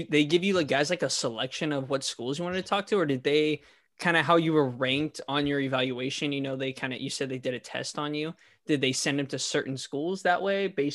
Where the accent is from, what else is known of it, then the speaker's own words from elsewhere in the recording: Central Valley, California, United States; born and raised in Central Valley